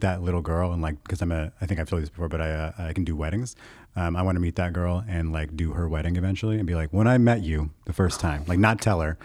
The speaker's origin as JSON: {"language": "English", "country": "United States", "tie": "born or raised there", "said": "I was raised in the United States where Christianity is the main religion"}